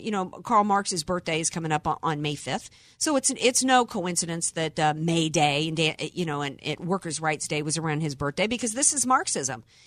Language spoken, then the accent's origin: English; the South, United States; growing up in the South